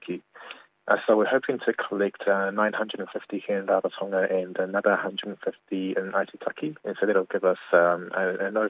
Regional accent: New Zealand; now in Cook Islands; I'm born and raised in New Zealand

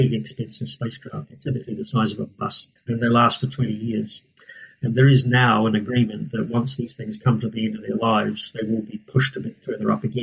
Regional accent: New Zealand; moved away as an adult; also born or lived in Scotland; now in Cambridge, United Kingdom; I'm from New Zealand. I did my PhD in New Zealand

